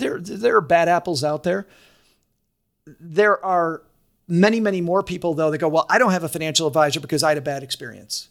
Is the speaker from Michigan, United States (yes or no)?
yes; Kalamazoo, Michigan, United States; also born or lived in Detroit; I'm from Kalamazoo